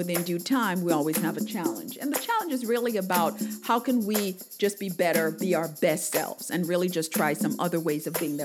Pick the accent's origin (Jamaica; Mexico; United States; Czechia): Jamaica; I remember growing up in Jamaica